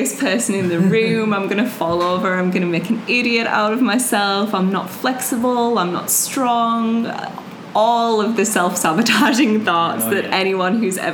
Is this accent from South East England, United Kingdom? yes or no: no; Leeds, Yorkshire and the Humber, United Kingdom; moved away as an adult; also born or lived in Bali; now in Melbourne, Australia; from the north of England, Leeds